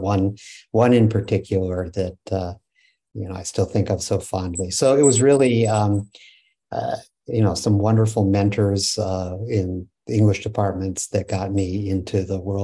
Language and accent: English; San Francisco Bay Area, California, United States; I grew up in the San Francisco Bay Area